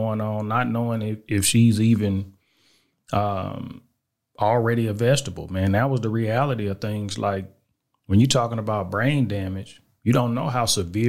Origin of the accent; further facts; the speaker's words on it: Little Rock, Arkansas, United States; born there; also born or lived in Germany / El Paso / Killeen; I was born in Little Rock, Arkansas.